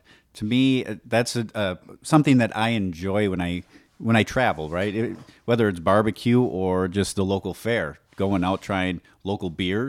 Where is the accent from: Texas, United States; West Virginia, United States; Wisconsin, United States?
Wisconsin, United States; we're from Wisconsin.